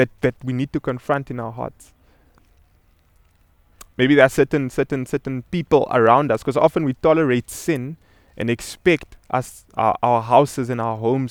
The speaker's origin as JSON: {"language": "English", "country": "Namibia", "tie": "born or raised there", "said": "I'm originally from Namibia, and I remember growing up as a child"}